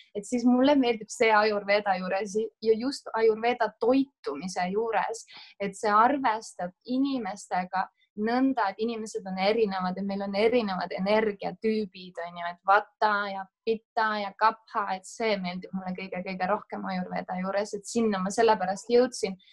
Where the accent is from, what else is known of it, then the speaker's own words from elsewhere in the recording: Otepää, Valga County, Estonia; moved away as an adult; now in Saaremaa, Estonia; ma olen tegelikult ise pärit Otepäält, aga ma olen nüüd viimased viis-kuus aastat elanud Saaremaal